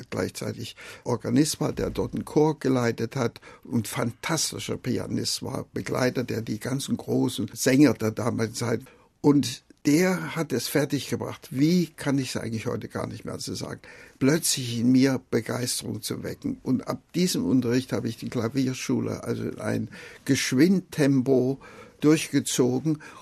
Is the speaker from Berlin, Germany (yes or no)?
no; Jena, Thuringia, Germany; also born or lived in Gera; ich bin im kleinen Dorf bei Gera geboren, aber das war dann, weil mein Vater zu Zeiss eine Anstellung bekam, sind wir nach Jena gezogen und dann habe ich also in Jena dann auch mhm. meine Schulzeit gehabt.